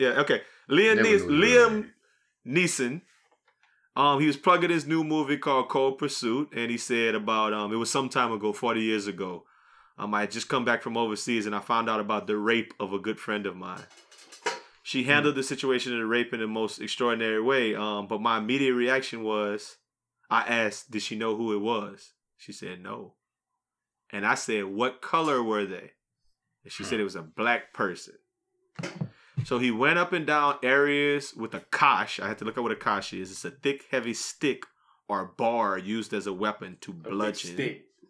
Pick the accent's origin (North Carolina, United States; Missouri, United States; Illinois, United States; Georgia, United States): Georgia, United States; Atlanta; also born or lived in London, United Kingdom; because I'm really originally from London. England. I was born out there. I spent the first couple of years of my life out there, but then my family moved to Atlanta when I was real young.